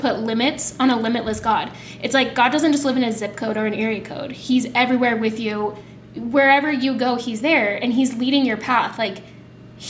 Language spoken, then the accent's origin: English; Utah, United States; moved away; also born or lived in Arizona; I grew up in Utah